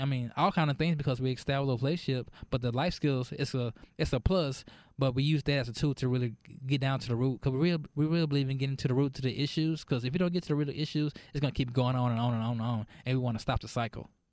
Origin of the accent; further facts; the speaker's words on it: Dallas, Texas, United States; moved away as an adult; also born or lived in Irving, Texas; now in Mesquite, United States; I'm from Dallas